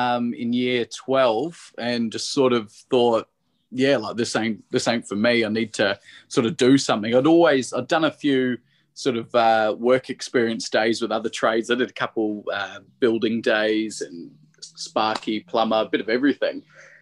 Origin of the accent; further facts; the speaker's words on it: Sydney, New South Wales, Australia; No, so I'm from Sydney.